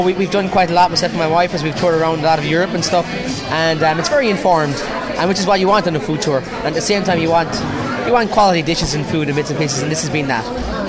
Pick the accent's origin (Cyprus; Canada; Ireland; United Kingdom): Ireland; Munster; North Cork, at the Galtee Mountains.